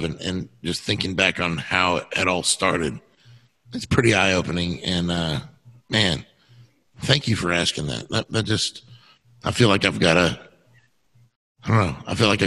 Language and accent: English; Texas, United States; moved away; I'm from Texas